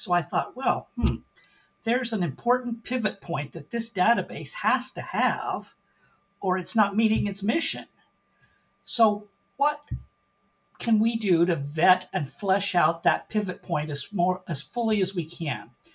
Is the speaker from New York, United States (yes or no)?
no; Portland, Oregon, United States; moved away as an adult; also born or lived in Seattle, Washington; now in Indianapolis, United States; born and raised in Portland, Oregon